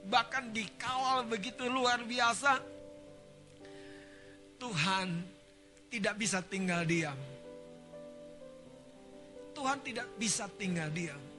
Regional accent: North Sumatra, Indonesia; Kita orang Batak ya, buta galung.

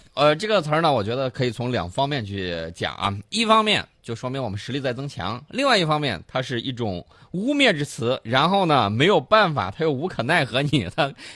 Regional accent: China; 我们中国人

